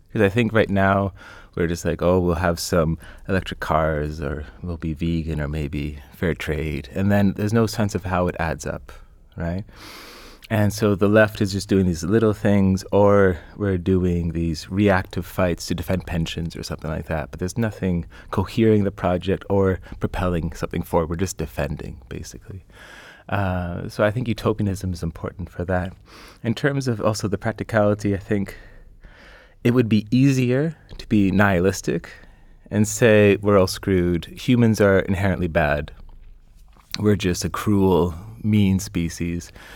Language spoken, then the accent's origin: English; Canada; I'm Canadian